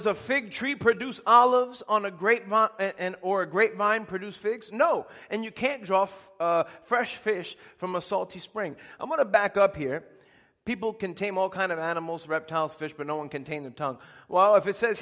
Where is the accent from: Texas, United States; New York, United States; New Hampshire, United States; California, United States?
New York, United States; Elmont; I grew up in Elmont, which is where the Belmont racetrack is